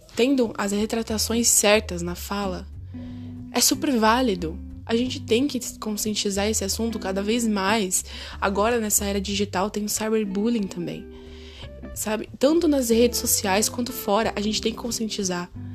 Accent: São Paulo, Brazil; nasci e sou criada em São Paulo

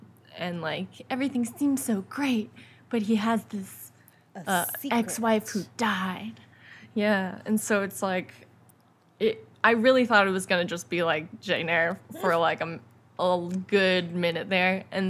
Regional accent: United Kingdom; I'm British.

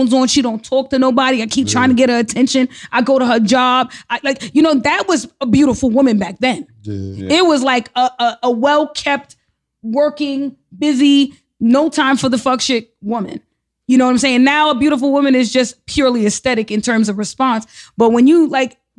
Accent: New York City, New York, United States; I grew up in the Bronx. I'm from the Bronx. I'm from Soundview

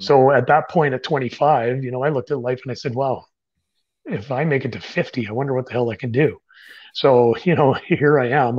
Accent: Canada; I'm a Canadian writer

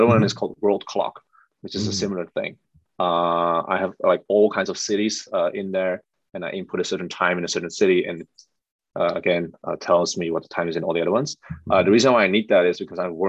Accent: Netherlands; moved away as an adult; also born or lived in Amsterdam / Shanghai / Ho Chi Minh City / Jakarta; I'm born and raised in the Netherlands

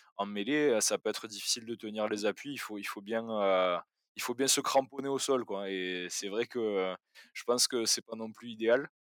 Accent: France; en tant que Français

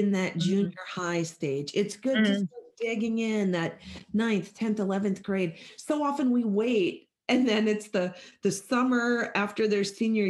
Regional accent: Midwest, Minnesota, United States; I'm greeting you from Minnesota. I'm a Midwest girl

